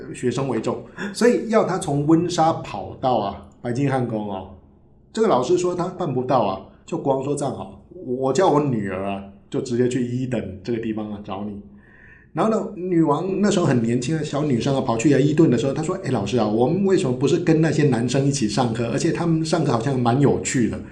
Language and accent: Chinese; Taiwan; 对我们台湾人来讲，我们没有王室的传统